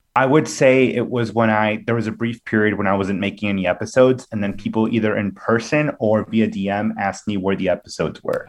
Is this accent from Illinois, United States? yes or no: yes; Villa Park, Illinois, United States; I'm from Villa Park, Illinois, home of Portillo's and the band …